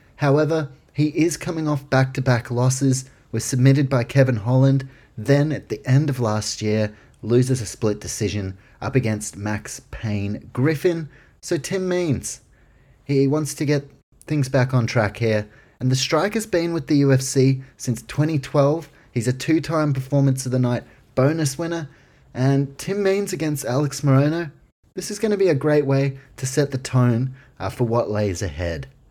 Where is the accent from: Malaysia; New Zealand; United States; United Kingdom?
New Zealand; Auckland; my hometown, representing Auckland, New Zealand